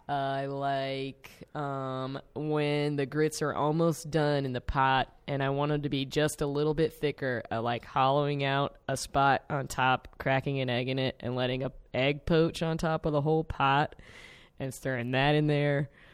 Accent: South Carolina, United States; now in Chicago, United States; I'm from South Carolina.

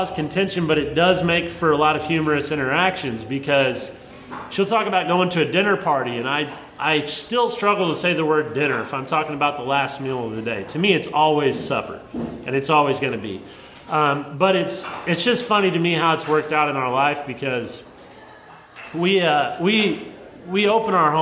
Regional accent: Southern Missouri, United States; I grew up in Southern Missouri, but it's actually due west of Carbondale by like 3 hours.

